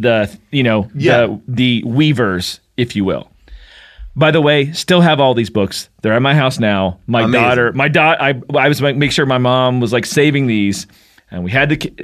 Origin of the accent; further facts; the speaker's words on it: Kentucky, United States; I didn't have a mall in my hometown from a really small town in Kentucky